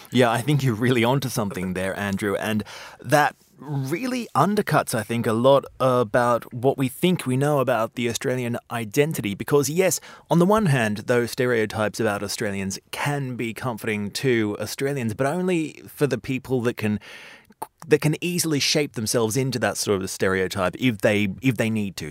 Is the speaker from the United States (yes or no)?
no; Brazil; moved away as an adult; now in London, United Kingdom; I was from Brazil